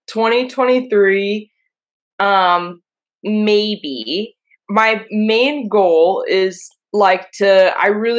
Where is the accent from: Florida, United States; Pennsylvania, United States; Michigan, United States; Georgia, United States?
Pennsylvania, United States; Pittsburgh; now in New York, United States; I'm from Pittsburgh